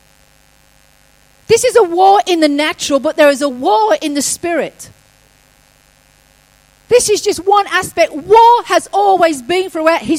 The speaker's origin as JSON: {"language": "English", "region": "England", "country": "United Kingdom", "tie": "born or raised there", "moved": "yes", "said": "as a kid, I grew up in England"}